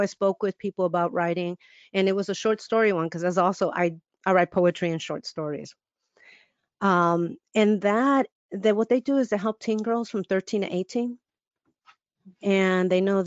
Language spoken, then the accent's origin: English; Chicago, Illinois, United States; I'm born and raised in Chicago